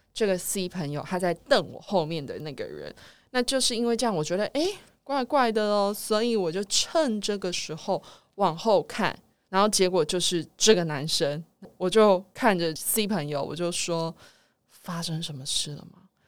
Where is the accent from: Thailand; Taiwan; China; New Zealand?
Taiwan; 我们台湾人